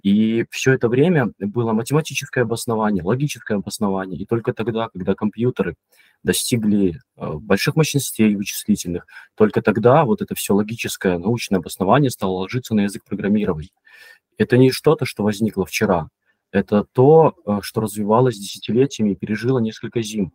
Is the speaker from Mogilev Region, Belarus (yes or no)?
yes; Mogilev Region, Belarus; moved away as an adult; also born or lived in Minsk, Belarus; now in Poland; Я родом из Беларуси, вообще из маленького городка Могилевской области. Долго жил в Минске, сейчас я, я живу в Польше